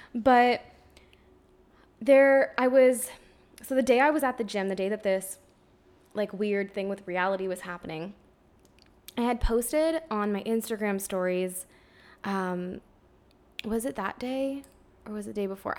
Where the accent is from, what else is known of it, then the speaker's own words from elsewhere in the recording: Ontario, Canada; now in Quebec, Canada; I'm from Ontario originally